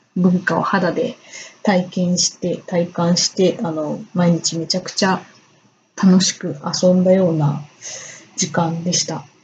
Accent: Hyogo, Japan; also born or lived in Ehime; 兵庫県出身で、今も兵庫県に住んでいます。

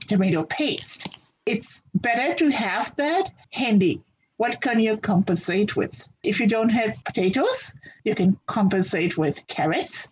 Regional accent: Fiji; moved away as an adult; now in Canada; I'm originally from Fiji Islands. I came to Canada in 1987

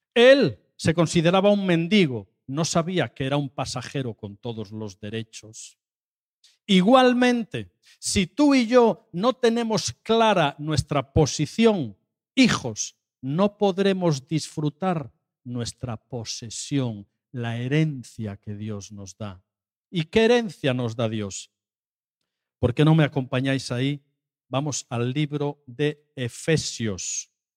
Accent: Asturias, Spain; yo soy de Asturias

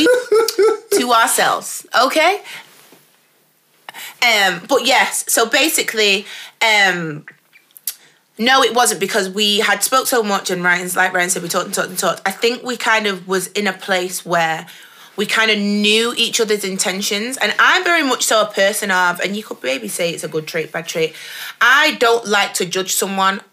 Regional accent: Stockport, North West England, United Kingdom; I'm from Edgeley. I'm from Stockport

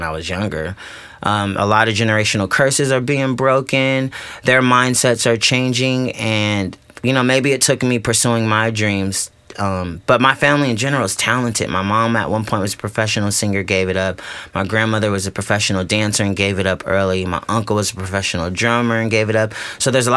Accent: Riverside, California, United States; I'm from Riverside, California, which is a city outside of Los Angeles

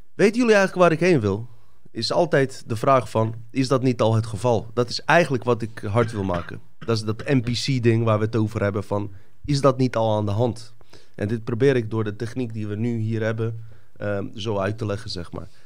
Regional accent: Bosnia & Herzegovina; now in Netherlands; Ik kom inderdaad uit Bosnië

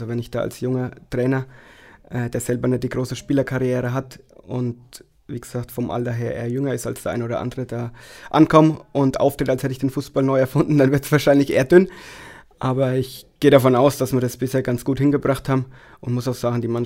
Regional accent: Wattmannsroth, Bavaria, Germany; Nein, ich komme aus Wattmannsroth, Daniel aus Neustadt.

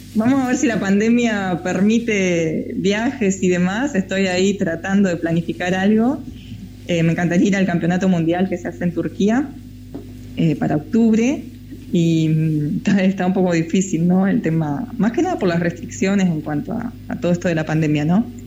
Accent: Río Colorado, Río Negro, Argentina; moved away as an adult; Yo era nadadora en Río Colorado, en la provincia de Río Negro, mi pueblo, nací allá, viví hasta los 18 años

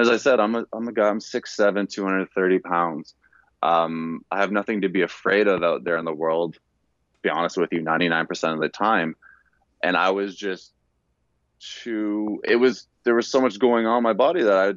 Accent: Canada; moved away as an adult; also born or lived in Louisiana; I'm Canadian, I played center when I was in high school

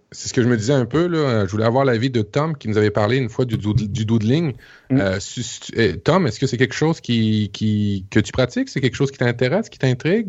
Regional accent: Quebec, Canada; ici au Québec

